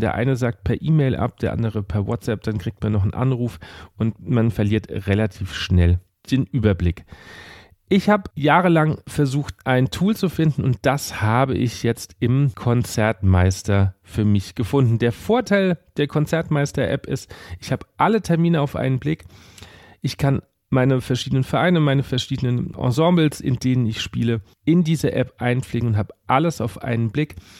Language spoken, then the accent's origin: German; Aschaffenburg, Bavaria, Germany; now in Mainz, Germany; ich wohne jetzt in Mainz. Ich komme aber ursprünglich aus Aschaffenburg